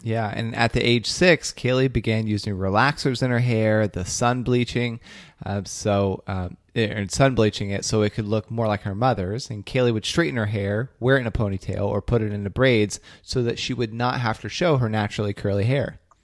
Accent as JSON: {"language": "English", "region": "Ohio", "country": "United States", "tie": "born or raised there", "moved": "yes", "lives_now": "Boston, United States", "said": "my hometown back in ohio"}